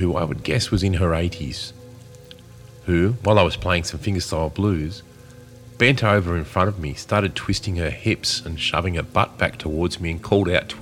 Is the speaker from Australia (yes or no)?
yes; Australia; Being Australian